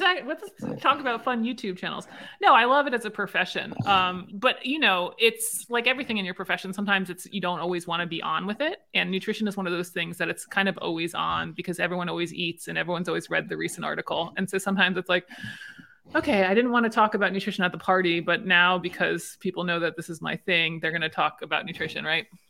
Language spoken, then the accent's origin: English; Maryland, United States; I'm from Maryland